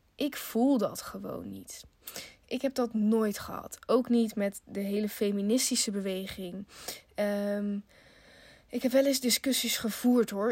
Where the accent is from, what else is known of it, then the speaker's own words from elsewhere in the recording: Netherlands; we zijn in Nederland geboren